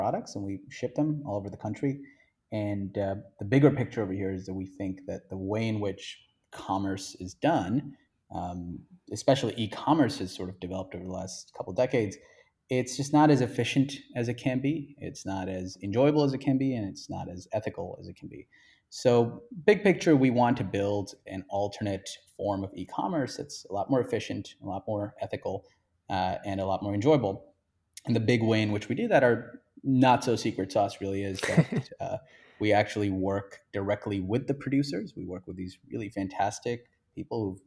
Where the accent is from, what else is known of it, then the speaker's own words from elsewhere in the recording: India; I grew up in India